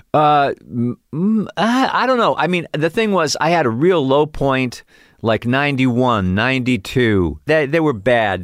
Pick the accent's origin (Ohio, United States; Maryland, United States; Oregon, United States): Ohio, United States; Cleveland; moved away; also born or lived in Chicago / New York; Cleveland, Ohio